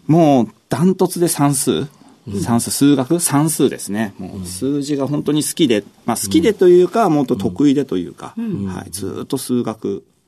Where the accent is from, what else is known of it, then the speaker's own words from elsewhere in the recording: Mishima, Shizuoka, Japan; 静岡県のあの、伊豆のですね、三島市というところですね